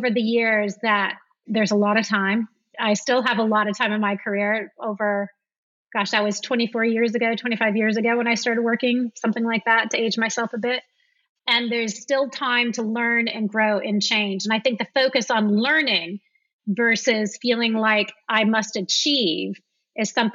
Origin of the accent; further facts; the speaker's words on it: the Midwest of America, United States; moved away as an adult; also born or lived in San Francisco / London; now in France; I grew up in the Midwest of America